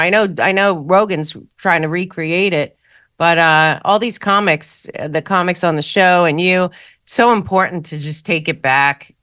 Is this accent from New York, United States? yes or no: yes; New York, United States; Growing up in New York